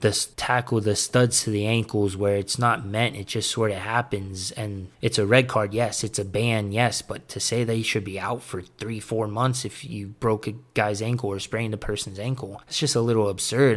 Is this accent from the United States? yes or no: yes; United States; being an American